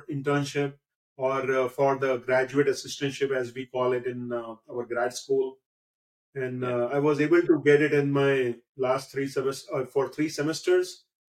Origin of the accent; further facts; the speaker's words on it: India; moved away as an adult; also born or lived in Mumbai / Pune; now in Ashburn, United States; I came from India.